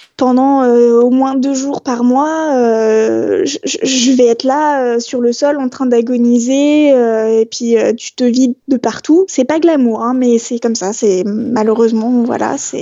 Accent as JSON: {"language": "French", "town": "Strasbourg", "region": "Grand Est", "country": "France", "tie": "born or raised there", "said": "je suis née à Strasbourg"}